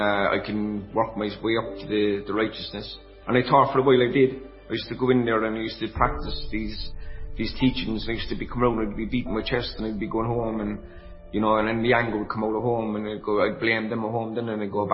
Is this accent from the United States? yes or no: no; Ireland; I'm from Connolly Road in Ballyfihan. Actually, this is my parish that I'm sitting in this chair at the moment